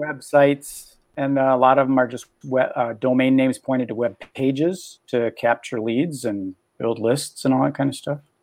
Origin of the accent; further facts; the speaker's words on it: Minneapolis, Minnesota, United States; also born or lived in California; I'm from Minneapolis, Minnesota, where it's cold in the winter